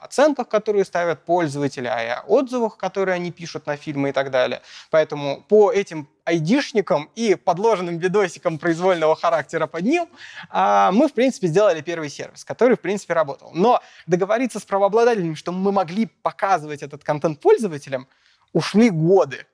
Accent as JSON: {"language": "Russian", "region": "Moscow", "country": "Russia", "tie": "born or raised there", "said": "родился в Москве, учился в Москве"}